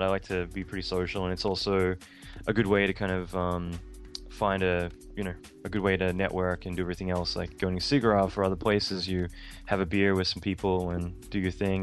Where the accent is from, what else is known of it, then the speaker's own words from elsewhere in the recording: Australia; moved away as an adult; now in United States; being Australian